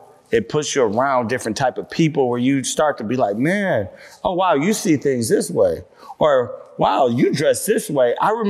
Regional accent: Nebraska, United States; moved away as an adult; now in Atlanta, United States; So I came from Nebraska and the Clark Atlanta coach was like, hey, we got a full ride scholarship.

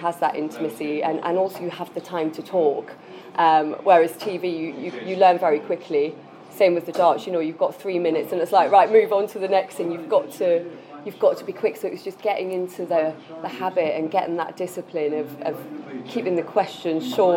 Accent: Newcastle upon Tyne, North East England, United Kingdom; moved away; also born or lived in Leeds / Manchester; I'm a Geordie girl

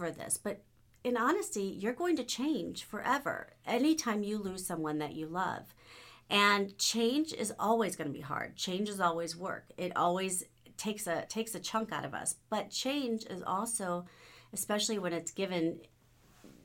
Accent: United States; I love being an American.

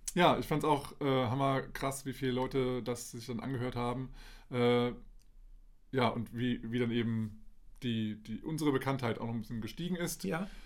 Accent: Dieburg, Hesse, Germany; moved away; also born or lived in Kassel; Ich bin in Aale Hesse und äh, geboren in Kassel und aufgewachsen ja, äh, bei Dieburg

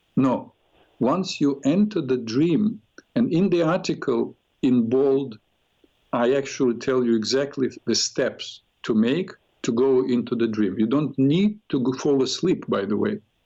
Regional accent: Odesa, Odesa Oblast, Ukraine; moved away; I was born in Ukraine, Odessa.

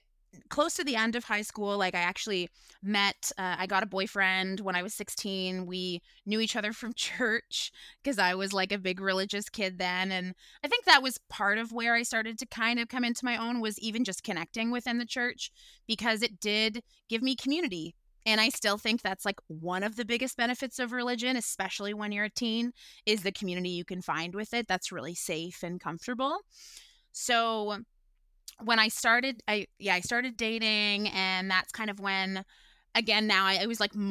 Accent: Guelph, Ontario, Canada; now in Toronto, Canada; I am originally from Guelph, Ontario, where I grew up, and I've been living in Toronto now for about 8 years.

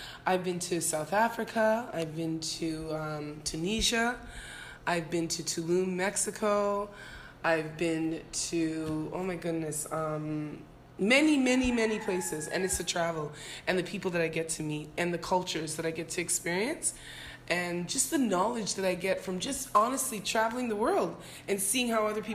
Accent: Toronto, Ontario, Canada; moved away as an adult; also born or lived in Jamaica / England; now in Anguilla; I moved from Jamaica when I was one, then I moved to Canada, I moved to England, then I moved from England to Canada when I was five

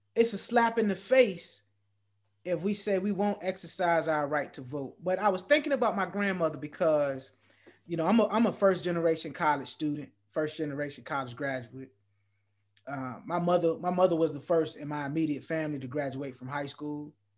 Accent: Norfolk, Virginia, United States; I was born in Depot Hospital in Norfolk, Virginia

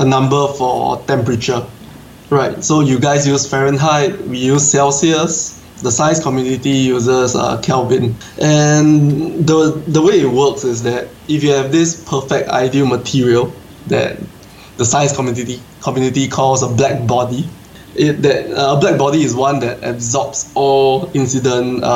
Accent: Singapore; I'm an aquascaper from Singapore

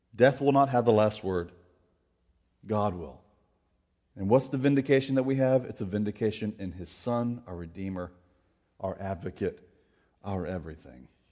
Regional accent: Florida, United States; I grew up in Florida.

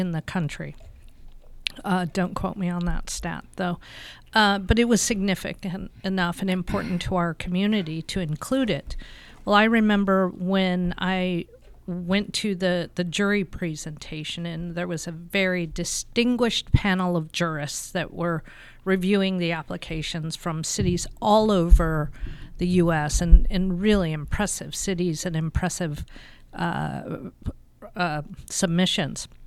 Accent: Tempe, Arizona, United States; the culture of what I grew up in Tempe.

